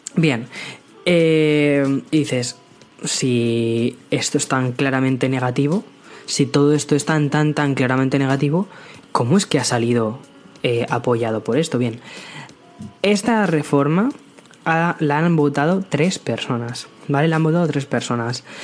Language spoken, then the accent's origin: Spanish; Madrid, Community of Madrid, Spain; moved away as an adult; now in San Antonio, United States; yo crecí en Madrid, eh, tengo, tengo 27 años, crecí en Madrid, he vivido siempre en España